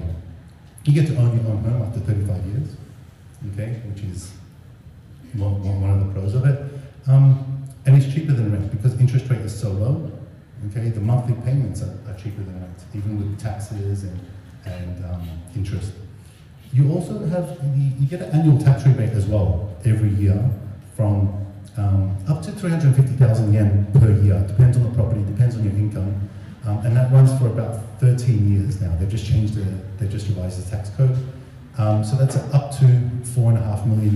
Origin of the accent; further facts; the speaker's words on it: Australia; moved away as an adult; now in Japan; I'm Australian. This May will be 20 years in Japan for me. So I came in 2003